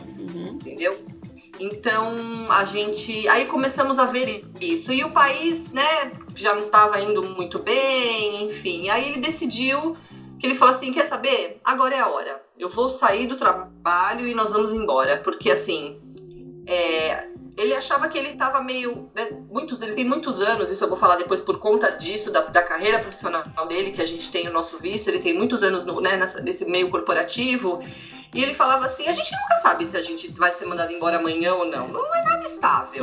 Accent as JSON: {"language": "Portuguese", "region": "São Paulo", "country": "Brazil", "moved": "as an adult", "lives_now": "Orlando, United States", "said": "eu sou de São Paulo, morava na Moca"}